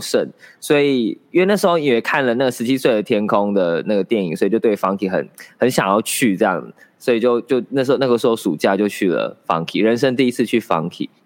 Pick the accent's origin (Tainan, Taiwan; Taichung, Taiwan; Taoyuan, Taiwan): Taichung, Taiwan; moved away as an adult; also born or lived in Sanxia, New Taipei; 离开台中啊，就是我以前，我台中人嘛，然后考上台北的学校